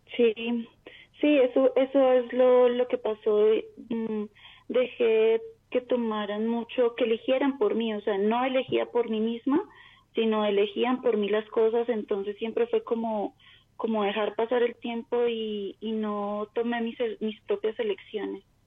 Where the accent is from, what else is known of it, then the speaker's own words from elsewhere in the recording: Bogotá, Colombia; De Bogotá, Colombia.